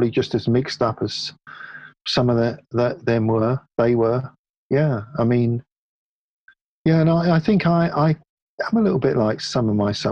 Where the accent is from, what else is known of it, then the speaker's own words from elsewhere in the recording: Hounslow, London, United Kingdom; Mostly in Hounslow. Yeah, just a little bit um, west of Ealing.